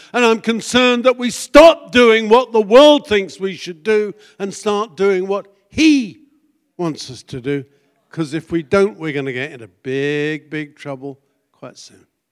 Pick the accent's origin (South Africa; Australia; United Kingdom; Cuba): United Kingdom; moved away as an adult; also born or lived in Connecticut; being British, I don't have an accent